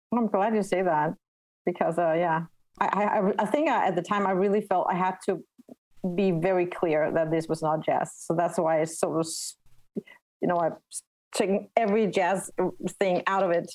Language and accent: English; Denmark; first language Danish; English is a second language; my native tongue danish